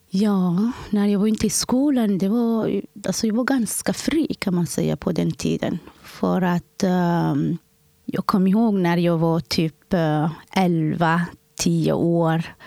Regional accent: Somalia; now in Sweden; Jag kommer från Somalia.

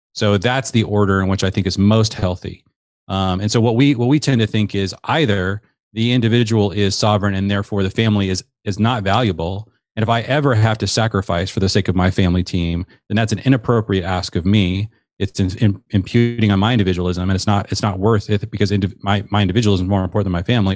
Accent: Seattle, Washington, United States; I grew up in the Seattle area

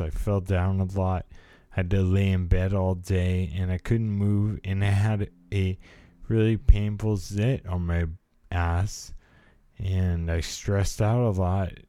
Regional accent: California, United States; I was a product of the eighties California life. I was born in, I'm a Californian

